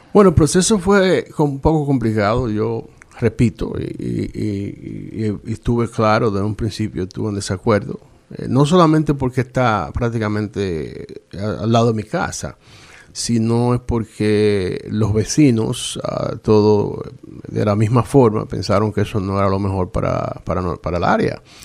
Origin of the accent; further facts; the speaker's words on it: La Romana, Dominican Republic; also born or lived in Puerto Rico / Boston, Massachusetts; now in Rhode Island, United States; nací en la Romana, República Dominicana. Eh, emigro desde, 1977, llego a, a, Puerto Rico